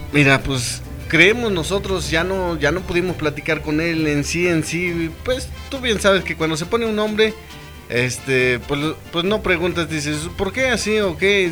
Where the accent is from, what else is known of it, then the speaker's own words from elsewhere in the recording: Zacapoaxtla, Puebla, Mexico; somos originarios de Zacapuazla, de la colonia Insurgentes. De ahí, de ahí, nativos de ahí.